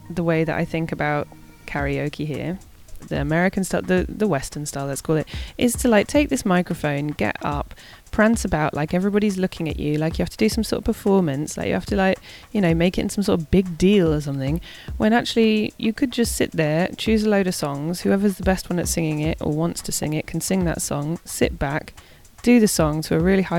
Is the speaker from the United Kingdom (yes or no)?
no; Argentina; people know I'm from Argentina, so they love to hear me singing this song.